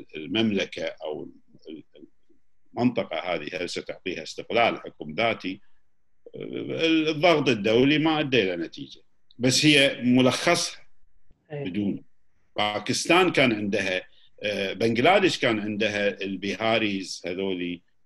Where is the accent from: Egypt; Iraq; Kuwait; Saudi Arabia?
Kuwait; احنا ككويتيين